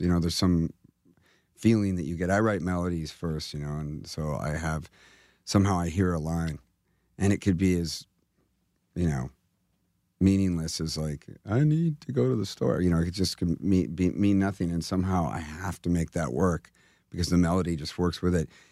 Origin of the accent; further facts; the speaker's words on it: California, United States; I'm from California.